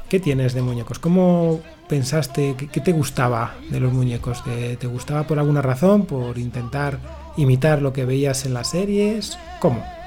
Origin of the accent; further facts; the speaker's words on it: Palencia, Castile and León, Spain; yo vivía en Palencia